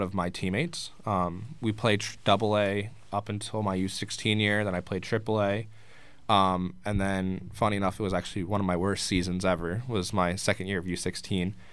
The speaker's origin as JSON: {"language": "English", "town": "Fort Lauderdale", "region": "Florida", "country": "United States", "tie": "born or raised there", "moved": "as an adult", "lives_now": "Danbury, United States", "said": "I was born and raised in Fort Lauderdale"}